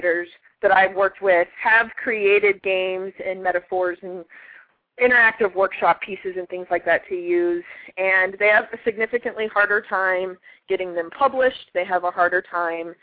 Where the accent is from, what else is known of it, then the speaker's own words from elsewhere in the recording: Texas, United States; moved away; also born or lived in Arkansas / South Carolina; I'm from Texas